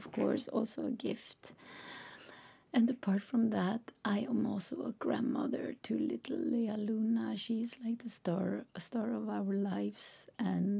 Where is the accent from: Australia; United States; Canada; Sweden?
Sweden; English is a second language; I'm Swedish, which means that English is not my native language